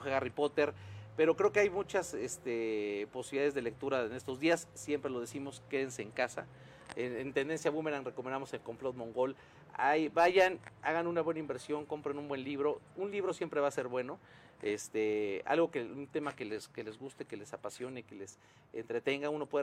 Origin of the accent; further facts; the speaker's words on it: Mexico; no, no, yo vivo en México, voy y Colombia, pero yo soy eh, mexicano, ¿no?